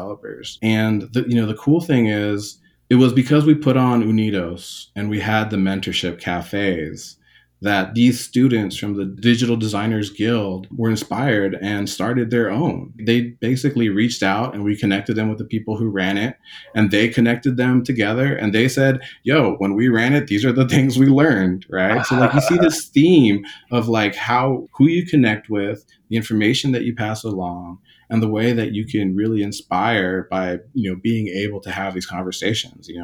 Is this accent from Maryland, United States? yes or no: yes; Takoma Park, Maryland, United States; I grew up in like, you know, Tacoma Park, Langley Park, Silver Spring, this part of Maryland that was still like urban and kind of like part of DC.